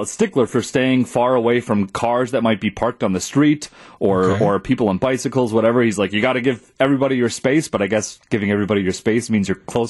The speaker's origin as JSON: {"language": "English", "town": "Wausau", "region": "Wisconsin", "country": "United States", "moved": "yes", "said": "So I'm from Wausau, central Wisconsin, originally."}